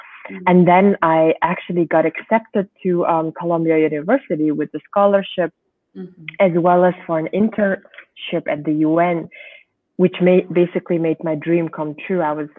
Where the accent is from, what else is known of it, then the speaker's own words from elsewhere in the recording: Germany; also born or lived in Switzerland / France / United States; now in Mongolia; But yeah, I grew up in Germany. I was in Switzerland as well. I was in France as well. And then later on, I did my master's degree in the United States and finally came back in 2012 to Mongolia.